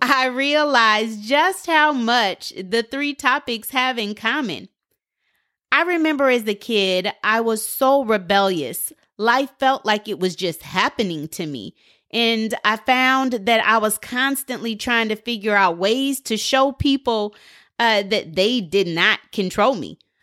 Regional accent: Portland, United States; I'm from Portland

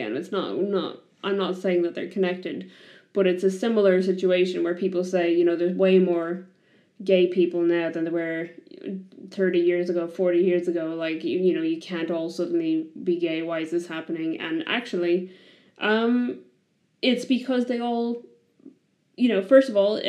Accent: Ireland; I come from Ireland

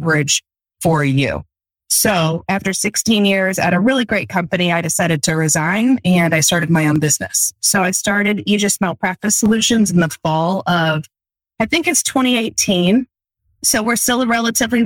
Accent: Fort Wayne, Indiana, United States; right here in my hometown of Fort Wayne, Indiana

